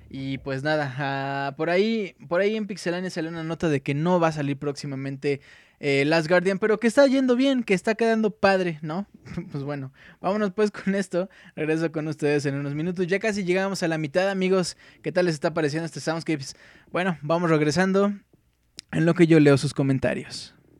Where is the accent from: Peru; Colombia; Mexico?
Mexico; Mexico City; Yo soy del Distrito Federal. Chilango